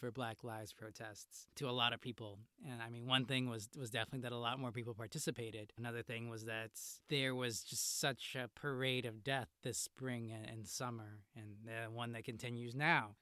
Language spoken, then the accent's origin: English; Chicago, Illinois, United States; I'm from Chicago